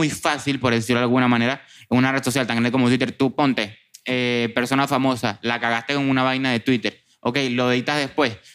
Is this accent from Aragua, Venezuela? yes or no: no; Barquisimeto, Lara, Venezuela; now in Europe; Venezuela, por lo menos en Marquisimeto, donde vengo yo